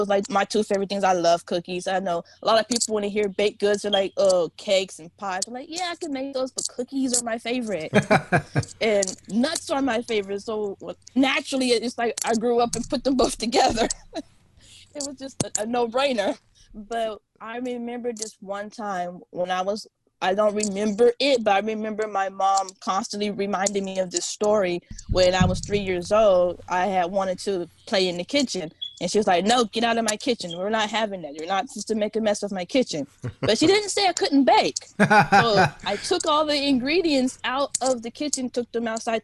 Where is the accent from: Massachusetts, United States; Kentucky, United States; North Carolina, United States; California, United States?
California, United States; Bakersfield; I grew up in Bakersfield, California